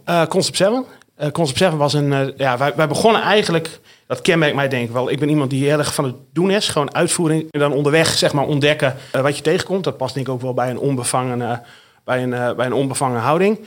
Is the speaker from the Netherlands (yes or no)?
yes; the north of the Netherlands, Netherlands; accent: northern Dutch; En zoals je aan mijn accent kunt horen, en die verbloem ik ook niet meer, kom ik uit het noorden van, van Nederland